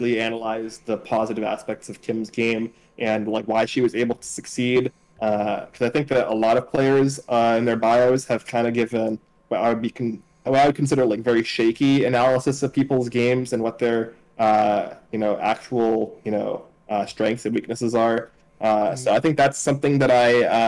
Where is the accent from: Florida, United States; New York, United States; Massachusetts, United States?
Massachusetts, United States; Cambridge